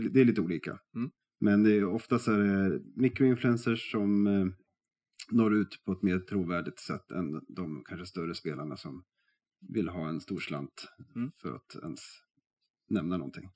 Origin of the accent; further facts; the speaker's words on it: Västerås, Västmanland, Sweden; jag är från Västerås